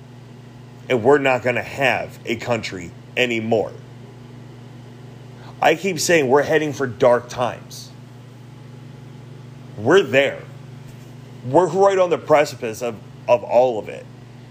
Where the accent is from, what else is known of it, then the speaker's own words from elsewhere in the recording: United States; I am an American. I'm an American citizen